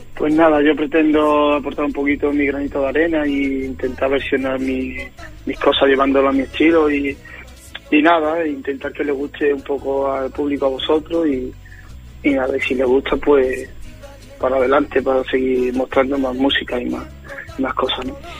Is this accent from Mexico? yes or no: no; Guillena, Andalusia, Spain; aquí en, Guillena, un pueblecito de Sevilla de donde soy